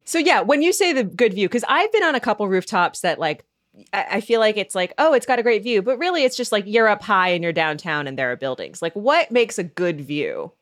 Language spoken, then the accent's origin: English; Seattle, Washington, United States; now in Chicago, United States; my hometown team, the Seahawks